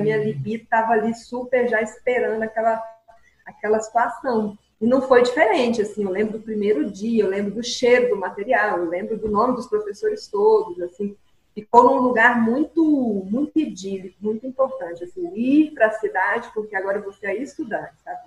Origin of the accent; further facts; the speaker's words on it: Mineiros, Goiás, Brazil; moved away; eu sou mineirense, estou aqui novamente na terra natal depois de muito tempo